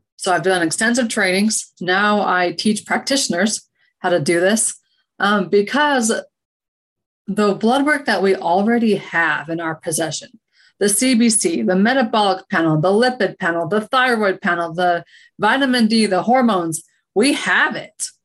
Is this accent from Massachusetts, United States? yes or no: no; Utah, United States; moved away as an adult; also born or lived in Oregon; I'm from Utah originally